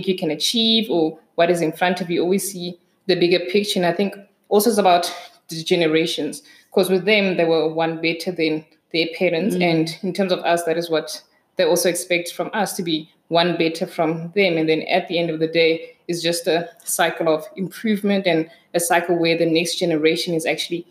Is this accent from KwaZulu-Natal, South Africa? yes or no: no; Kroonstad, Free State, South Africa; I grew up in Kroonstad, so small town in the Free State